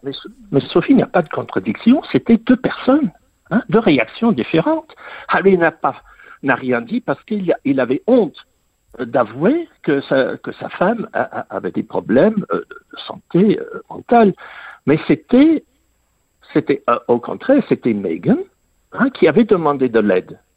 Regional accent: England, United Kingdom; j'ai grandi en Angleterre

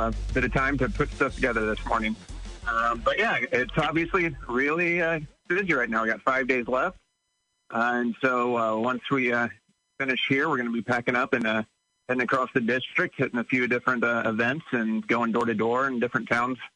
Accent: Pesotum, Illinois, United States; I'm from Pasotum

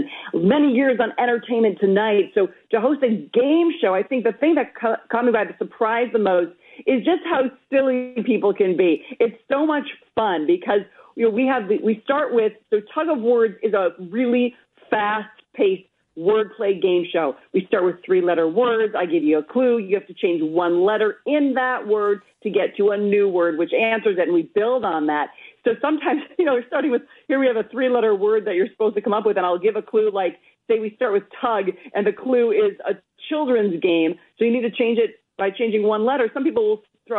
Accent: Minnesota, United States; I'm Minnesotan

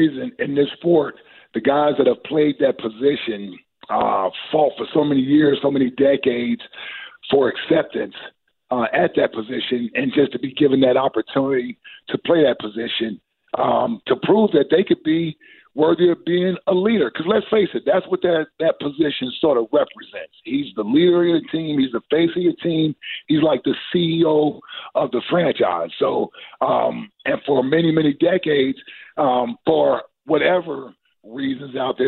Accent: Cincinnati, Ohio, United States; I'm from Cincinnati

